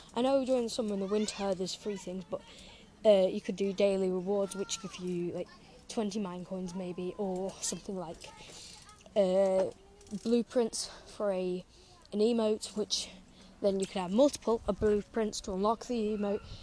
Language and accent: English; England, United Kingdom; I wanted England to win because it's my home country